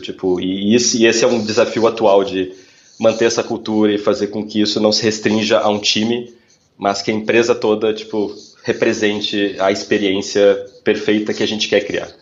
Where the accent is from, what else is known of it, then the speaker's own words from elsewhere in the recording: Porto Alegre, Rio Grande do Sul, Brazil; moved away as an adult; eu sou originalmente de Porto Alegre, então eu trabalhava em agências em Porto Alegre